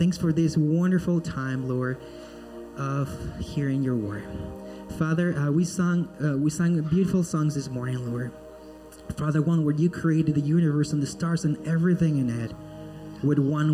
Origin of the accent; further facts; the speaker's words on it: Peru; now in Florida, United States; I am originally from Peru, born and raised in Peru.